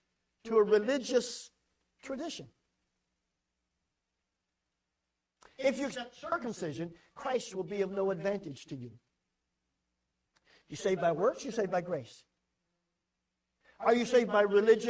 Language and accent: English; United States; I'm an American